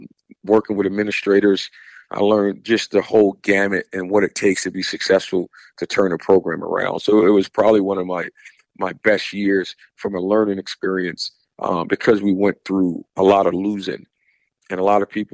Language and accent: English; Jersey City, New Jersey, United States; I'm from Jersey City.